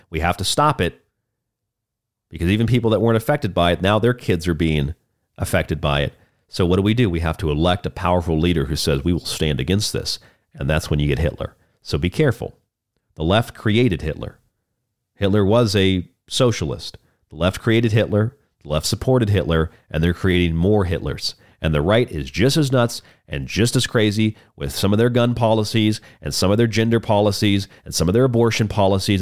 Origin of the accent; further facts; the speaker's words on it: Florida, United States; also born or lived in Polk County, Florida; my home state of Florida. Actually, I lived in his county for many years.